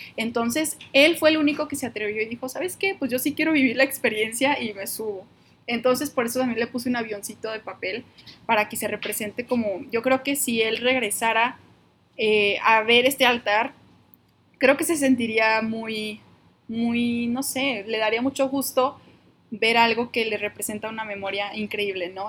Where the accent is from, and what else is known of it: Monterrey, Nuevo León, Mexico; now in Guadalajara, Mexico